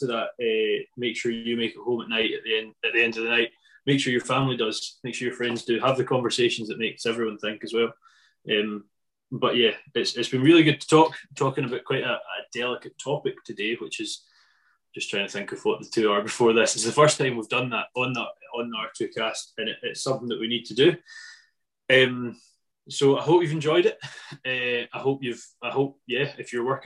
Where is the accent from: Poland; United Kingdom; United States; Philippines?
United Kingdom; Scotland